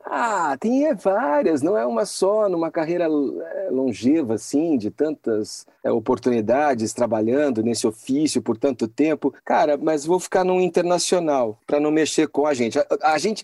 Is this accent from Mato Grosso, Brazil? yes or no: no; Campinas, São Paulo, Brazil; Campinas, que é a minha cidade, é onde a gente é, tinha a banda, onde eu nasci, onde eu formei essa banda com os amigos